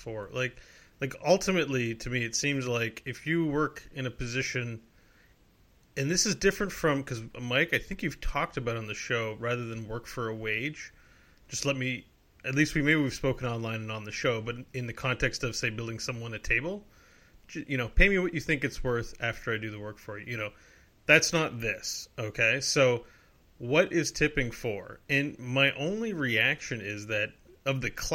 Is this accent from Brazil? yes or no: no; Canada; I'm a Canadian